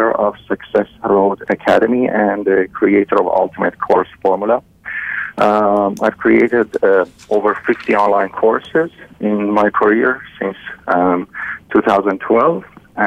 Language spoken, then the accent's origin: English; Iran; English is a second language; moved away as an adult; now in Canada; I was born and raised in Iran, and in 2009 we decided to move to Canada